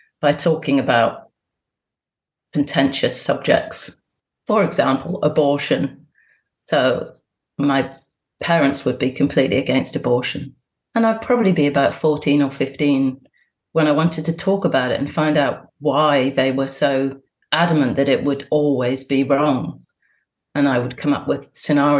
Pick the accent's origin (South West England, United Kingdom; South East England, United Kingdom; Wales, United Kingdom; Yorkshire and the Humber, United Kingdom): South West England, United Kingdom; Bristol; I was born in Bristol and my parents are both Catholic